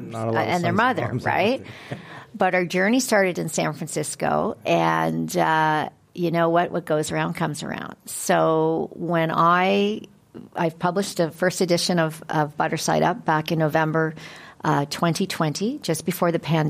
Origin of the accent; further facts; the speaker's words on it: Canada; I am a Canadian girl